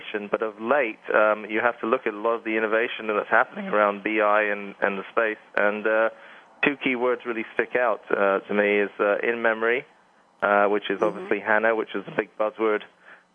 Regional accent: England, United Kingdom; moved away; as you can tell by the accent, I'm from England

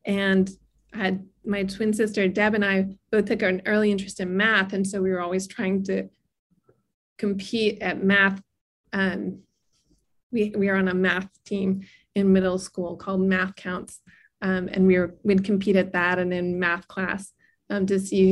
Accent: White House Station, New Jersey, United States; I grew up in New Jersey in a really rural area called White House Station.

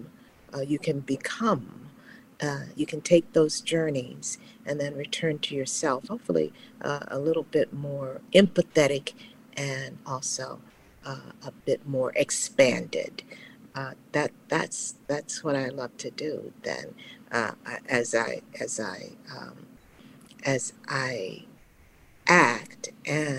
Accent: Dallas, Texas, United States; moved away; also born or lived in Chicago; Growing up in Dallas, Texas, the child of Leonel Taylor, a single mom, south of the Trinity River

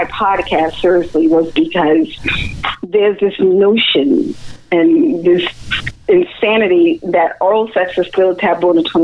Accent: New York, United States; as a New Yorker

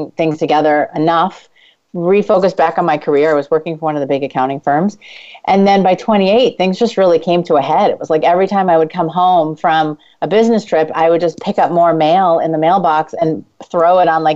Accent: New York, United States; I'm Jewish and from New York.

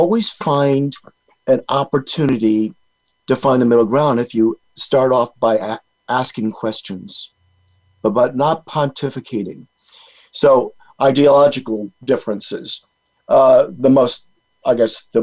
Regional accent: Rhode Island, United States; moved away; I'm from Rhode Island originally, and I go back to Rhode Island, and it's almost like going back in time. My high school buddies

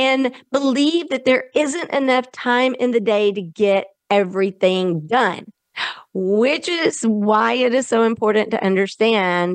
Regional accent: the South, United States; accent: Southern; my Southern accent

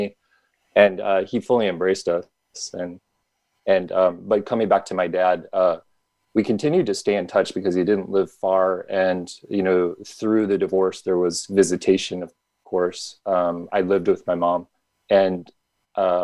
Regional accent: Midwest, United States; I grew up in the Midwest

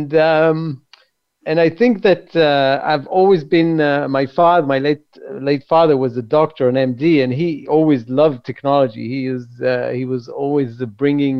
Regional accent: Jerusalem, Jerusalem District, Israel; Grew up in Jerusalem

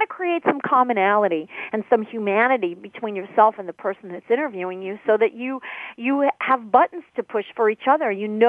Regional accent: Chicago, Illinois, United States; I would let them know that I'm from Chicago.

